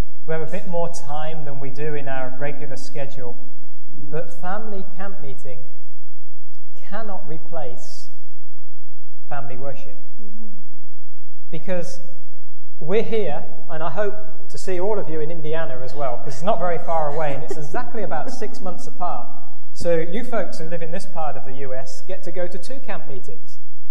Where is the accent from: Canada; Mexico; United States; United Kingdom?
United Kingdom; England; moved away; we're from England, so we play soccer over there, not football